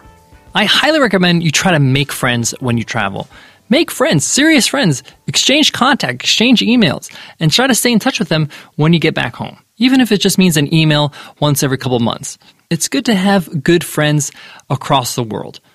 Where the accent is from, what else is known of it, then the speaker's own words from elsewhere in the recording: United States; growing up as an American